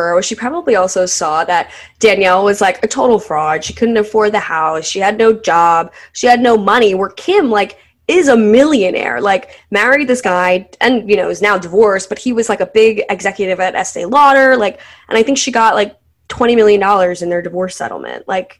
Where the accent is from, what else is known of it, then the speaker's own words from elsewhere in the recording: New Jersey, United States; I'm from New Jersey